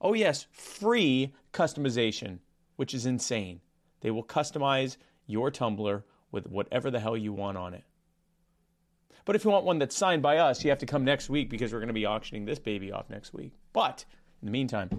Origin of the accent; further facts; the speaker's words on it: Baltimore, Maryland, United States; I'm from Baltimore